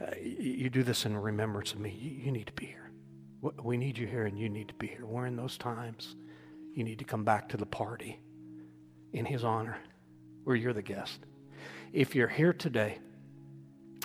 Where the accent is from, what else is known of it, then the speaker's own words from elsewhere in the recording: Indiana, United States; I was born in Indiana, not Kentucky. I could have been a Kentuckian. Praise God, I'm a Hoosier.